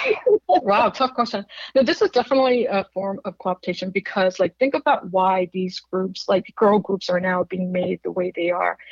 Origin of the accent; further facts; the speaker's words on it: South Korea; moved away; I grew up in Korea